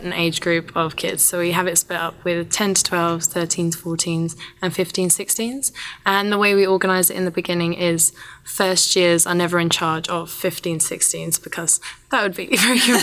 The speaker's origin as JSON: {"language": "English", "country": "United Kingdom", "said": "Coming as a Brit"}